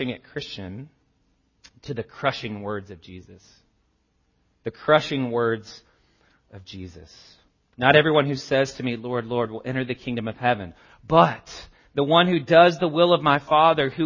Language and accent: English; the South, United States; I grew up in, I'm from the South.